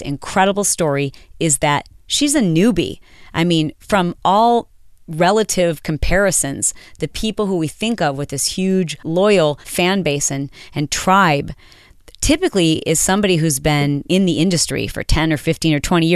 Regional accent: Michigan, United States; now in Southern California, United States; I'm from Michigan

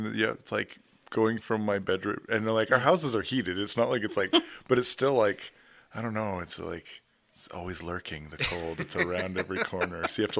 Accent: Edmonton, Alberta, Canada; moved away; Originally from Edmonton, Alberta, up in Canada.

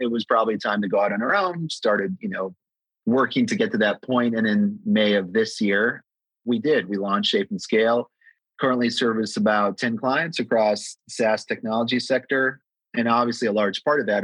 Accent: United States; also born or lived in Amsterdam, Netherlands; immigrated to the US when I was, 3 years old

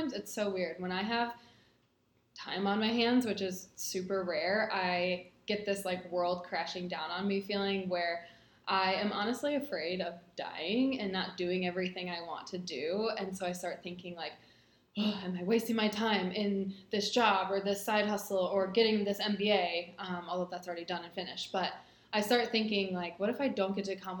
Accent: Northwest Indiana, United States; also born or lived in Muncie, Indiana; I grew up in Northwest Indiana, went to Ball State University on the east side of Indiana, now live and work in Indianapolis

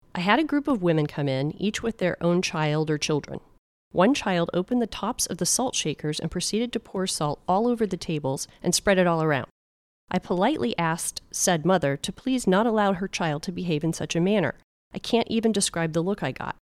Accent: Clearwater, Florida, United States; I grew up in Clearwater

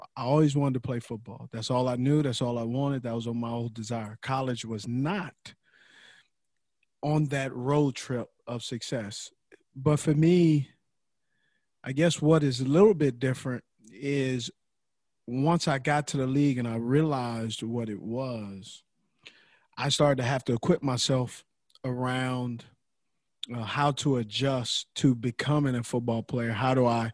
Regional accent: Los Angeles, California, United States; I grew up in Los Angeles

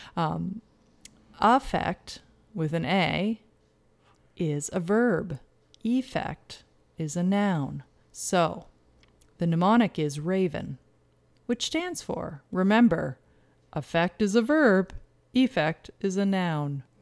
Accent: Canada; we're Canadian

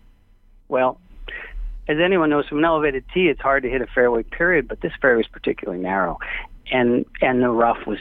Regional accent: New York City, New York, United States; I grew up in Manhattan and learned the game on Long Island

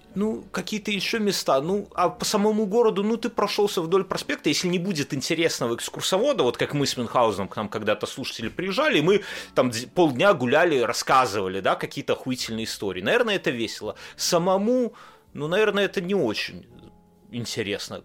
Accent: Belarus; now in Lithuania; я белорус

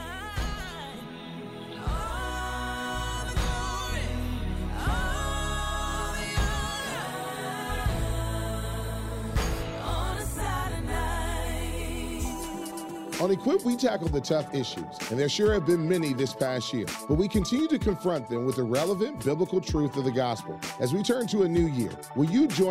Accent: Midwest, United States; being a Midwesterner in America

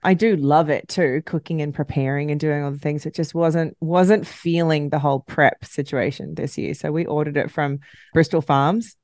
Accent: Australia; now in United States; I'm Australian, so I, I never really connected to this holiday

